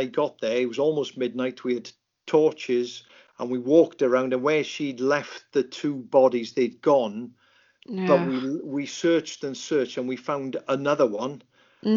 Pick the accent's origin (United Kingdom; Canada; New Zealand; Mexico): United Kingdom; Lake Vyrnwy, Mid Wales; when I grew up in Lake Vyrnwy in Mid Wales there